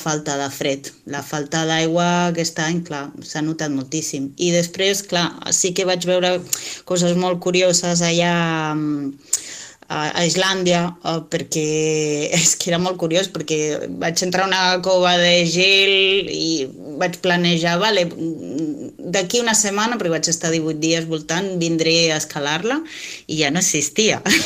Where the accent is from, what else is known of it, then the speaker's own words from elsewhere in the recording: Moianès, Catalonia, Spain; aquí, en, el, en la meva comarca